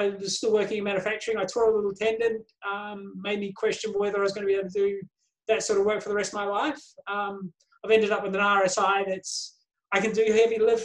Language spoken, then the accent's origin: English; out of Wellington, New Zealand; moved away as an adult; now in Australia; I grew up around New Zealand. I moved to Australia about 30 odd years ago. I grew up on farms and we moved around a bit.